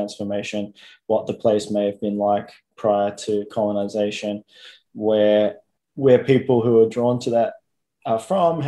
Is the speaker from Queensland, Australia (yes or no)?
no; Melbourne, Victoria, Australia; I'm an artist from Melbourne